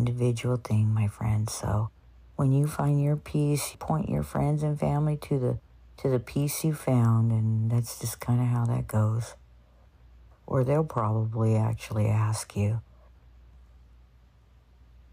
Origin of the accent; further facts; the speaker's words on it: United States; we're in the United States. I grew up here. I'm an American